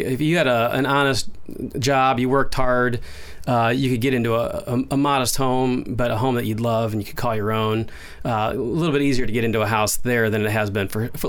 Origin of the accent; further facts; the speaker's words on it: Kansas City, Missouri, United States; also born or lived in Wisconsin / Colorado / Illinois / Chicago; now in Danville, United States; I lived in Wisconsin. I've lived in Colorado in the Front Range. My growing up years, my formative years, were in Kansas City.